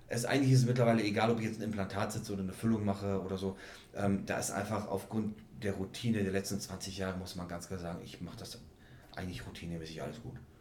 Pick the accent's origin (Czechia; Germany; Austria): Czechia; moved away; ich komme ja ursprünglich aus der Tschechei